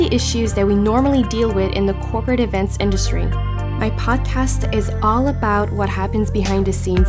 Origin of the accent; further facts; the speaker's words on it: Montreal, Quebec, Canada; I'm from Montreal and I'm an event planner.